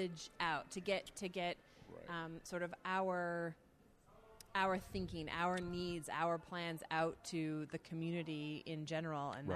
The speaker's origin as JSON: {"language": "English", "area": "near Toronto", "region": "Ontario", "country": "Canada", "tie": "born or raised there", "said": "growing up near Toronto"}